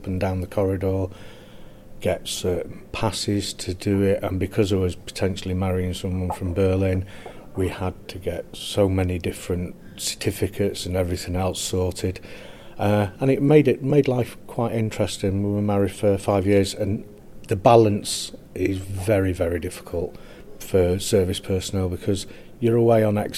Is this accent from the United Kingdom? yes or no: yes; Burnley, North West England, United Kingdom; I'm from Burnley